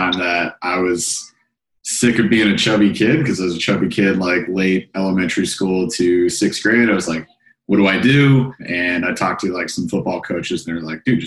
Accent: Grand Rapids, Michigan, United States; I'm from Michigan, Grand Rapids specifically

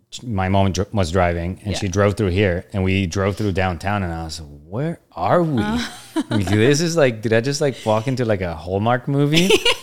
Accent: Bogota, Bogotá Capital District, Colombia; I grew up in Bogota, Colombia, like, the furthest thing from Independence ever in every way.

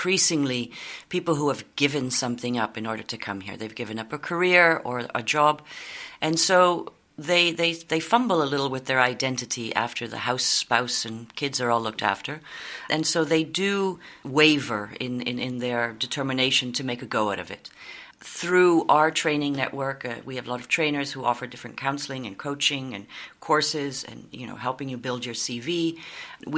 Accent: Canada; moved away as an adult; now in Netherlands; I'm originally Canadian

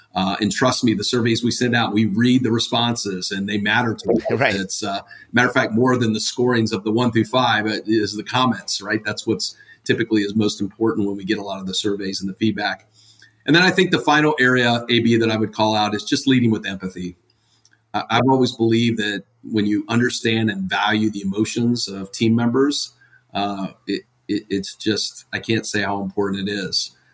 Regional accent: Ohio, United States; now in Atlanta, United States; I'm originally from Ohio

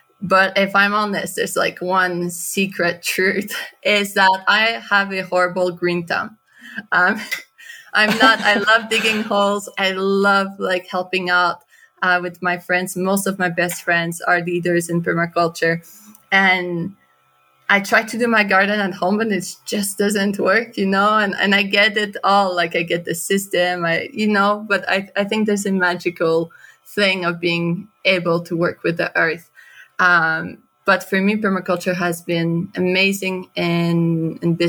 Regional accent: Canada; moved away; also born or lived in Guatemala; I'm from Canada

